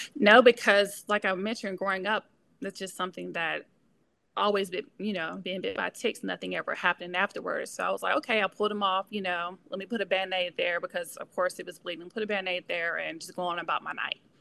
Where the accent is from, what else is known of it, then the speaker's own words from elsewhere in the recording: Pope, Mississippi, United States; moved away as an adult; now in Memphis, United States; I am originally from Mississippi, a small town called Pope, Mississippi